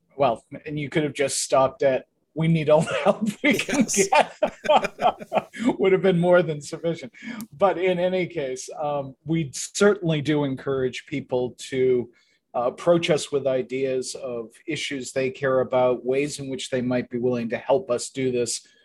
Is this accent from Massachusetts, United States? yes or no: yes; southeastern Massachusetts, United States; I grew up in southeastern Massachusetts